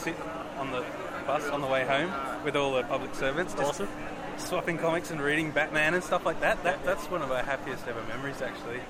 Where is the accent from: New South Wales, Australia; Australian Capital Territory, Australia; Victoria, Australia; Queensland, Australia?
Australian Capital Territory, Australia; Canberra; moved away as an adult; now in Melbourne, Australia; I'm from Canberra where I, have been drawing comics for about 16 years now